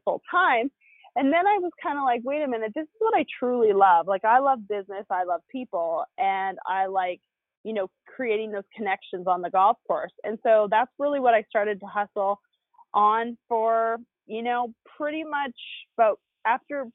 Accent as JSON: {"language": "English", "country": "Canada", "tie": "born or raised there", "said": "I grew up in Canada"}